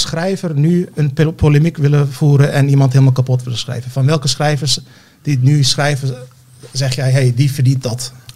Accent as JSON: {"language": "Dutch", "country": "Turkey", "tie": "born or raised there", "moved": "yes", "lives_now": "Netherlands", "said": "Ik ben geboren in Turkije."}